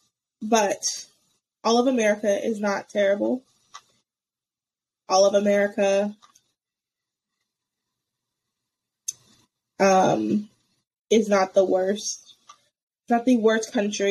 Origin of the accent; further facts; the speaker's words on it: United States; being an American